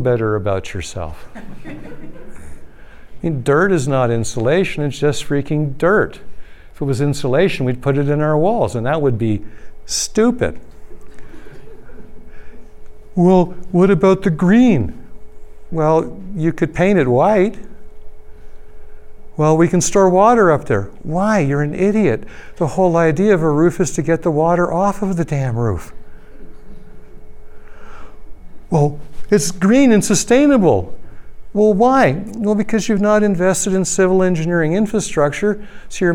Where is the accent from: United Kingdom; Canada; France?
Canada; Toronto, Ontario; moved away; I'm from Toronto originally